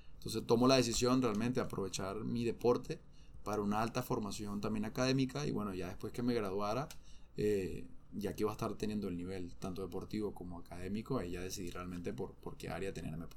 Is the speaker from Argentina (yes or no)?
no; Venezuela; now in Hermosillo, Mexico; cómo yo vivía cuando estaba allá en Venezuela